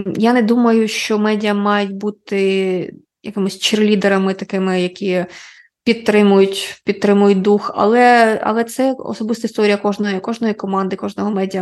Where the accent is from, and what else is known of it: Ukraine; first language Russian; Ukrainian is a second language